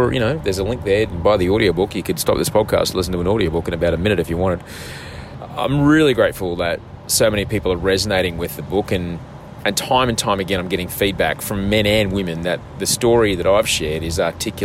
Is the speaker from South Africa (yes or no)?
no; Australia; I'm an author from Australia